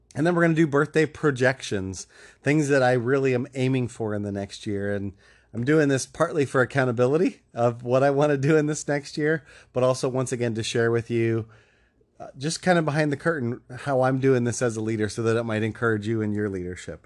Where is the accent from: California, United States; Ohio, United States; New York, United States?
Ohio, United States; moved away; my home state of Ohio